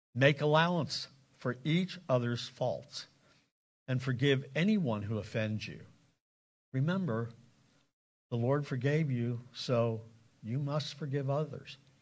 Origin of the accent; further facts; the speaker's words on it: Lancaster County, Pennsylvania, United States; also born or lived in South Carolina / Indiana; I grew up in Lancaster County, the Bible Belt